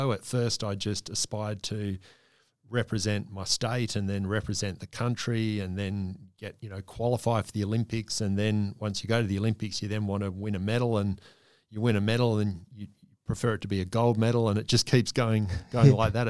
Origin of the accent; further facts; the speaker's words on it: Australia; And all of a sudden, as an Australian athlete, certainly a rower, there was every likelihood that you could aspire to win a medal.